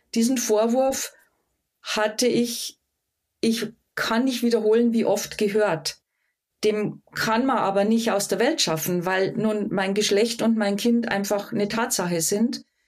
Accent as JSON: {"language": "German", "area": "Rottal", "region": "Lower Bavaria", "country": "Germany", "tie": "born or raised there", "accent": "Bavarian dialect", "lives_now": "Munich, Germany", "said": "Ich bin Münchnerin, lebe seit fast 40 Jahren hier in München, bin im Rottal geboren, Niederbayerin"}